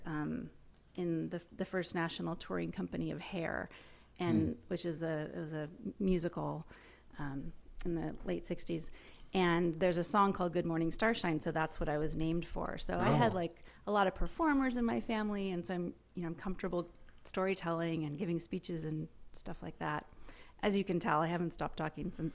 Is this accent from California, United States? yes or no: yes; Los Angeles, California, United States; I grew up in Hollywood, and my parents were in the entertainment business.